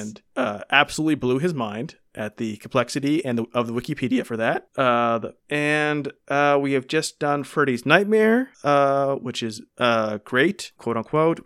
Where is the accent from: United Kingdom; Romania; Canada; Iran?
Canada; being Canadian